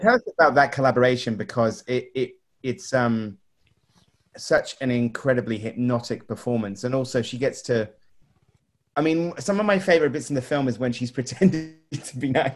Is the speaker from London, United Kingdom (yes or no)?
no; Swanage, South West England, United Kingdom; I am actually from the coast myself. I, bought, I was, grew up in Swanage